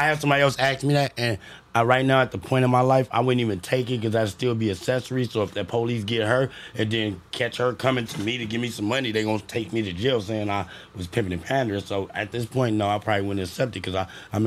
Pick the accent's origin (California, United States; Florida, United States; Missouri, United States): California, United States; Los Angeles; that's where we born and raised at on Fear Roar